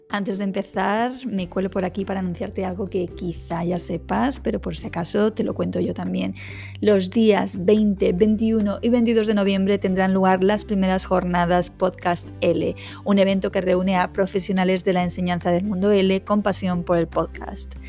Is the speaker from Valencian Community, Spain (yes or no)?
no; Madrid, Community of Madrid, Spain; moved away as an adult; now in Coín, Spain; Habiendo vivido 30 años de mi vida en Madrid capital